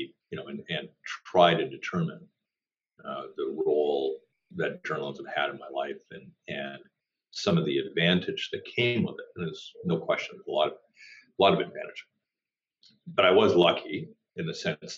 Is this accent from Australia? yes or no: no; Toronto, Ontario, Canada; growing up in Toronto